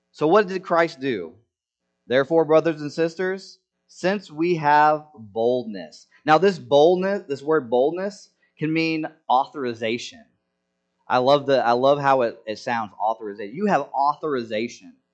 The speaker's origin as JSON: {"language": "English", "country": "Senegal", "tie": "born or raised there", "said": "when I was growing up in Senegal, there was this this feast."}